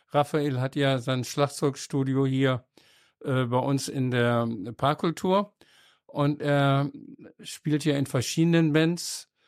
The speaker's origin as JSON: {"language": "German", "town": "Düsseldorf", "region": "North Rhine-Westphalia", "country": "Germany", "said": "Und als Düsseldorfer ist natürlich auch interessant, wie ist es mit Musik?"}